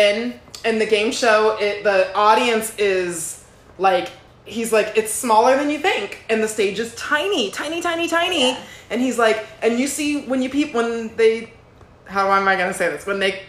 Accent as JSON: {"language": "English", "town": "Los Angeles", "region": "California", "country": "United States", "said": "I'm here from Los Angeles and I just got here at 8:29."}